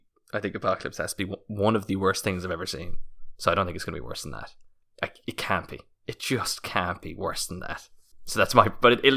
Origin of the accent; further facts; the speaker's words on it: Munster, Ireland; I'm Irish, I'm from County Kerry.